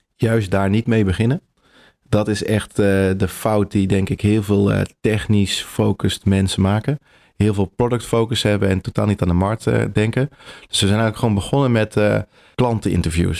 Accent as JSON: {"language": "Dutch", "town": "'s-Hertogenbosch", "region": "North Brabant", "country": "Netherlands", "tie": "born or raised there", "also_born_or_lived": "Delft / The Hague", "moved": "as an adult", "lives_now": "Utrecht, Netherlands", "said": "ik kom uit Brabant, uit Den Bosch geboren"}